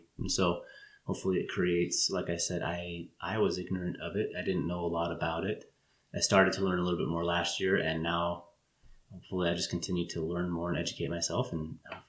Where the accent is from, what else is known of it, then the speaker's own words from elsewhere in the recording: Utah, United States; also born or lived in California; when I moved to Utah from California as a kid